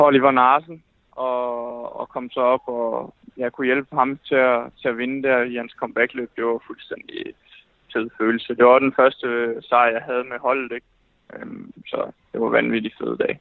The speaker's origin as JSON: {"language": "Danish", "town": "Fredericia", "region": "Southern Denmark", "country": "Denmark", "said": "jeg kommer fra, fra Fredericia"}